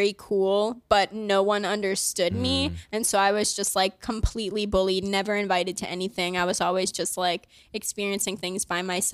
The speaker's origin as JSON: {"language": "English", "town": "Miami", "region": "Florida", "country": "United States", "tie": "born or raised there", "moved": "yes", "lives_now": "New York, United States", "said": "I grew up in Miami, Florida"}